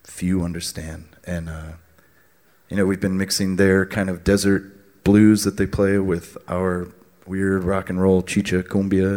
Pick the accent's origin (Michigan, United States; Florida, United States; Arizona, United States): Arizona, United States; Tucson; growing up in Tucson